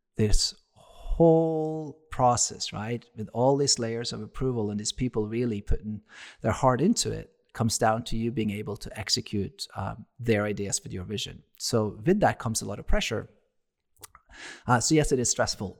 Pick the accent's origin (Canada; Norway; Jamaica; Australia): Norway; moved away as an adult; now in United States; I'm from Norway